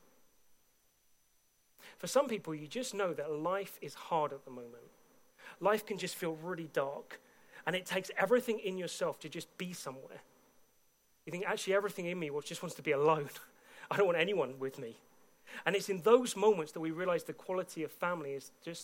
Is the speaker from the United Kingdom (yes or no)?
yes; United Kingdom; I've been a British citizen from day one of being born